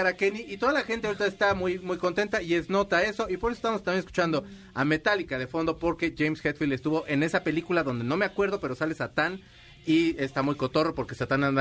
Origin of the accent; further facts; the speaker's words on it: Culiacán, Sinaloa, Mexico; De Culiacán.